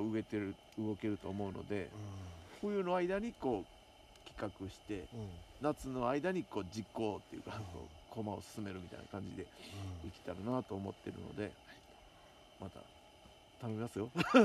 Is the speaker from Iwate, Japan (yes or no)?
no; Osaka, Japan; now in Nabari, Japan; 僕ももともと大阪なんで